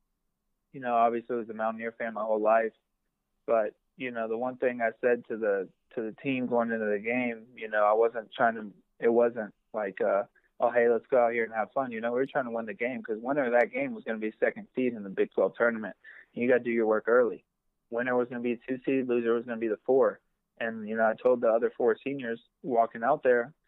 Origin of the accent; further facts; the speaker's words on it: West Virginia, United States; I'm from West Virginia.